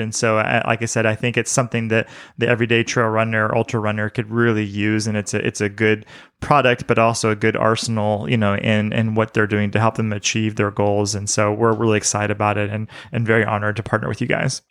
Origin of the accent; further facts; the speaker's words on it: the South, United States; I grew up in the South